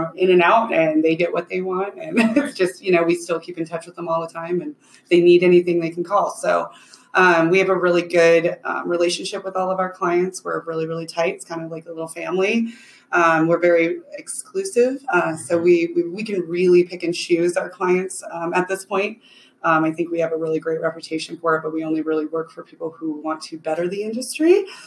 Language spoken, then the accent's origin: English; Colorado, United States; I grew up in Colorado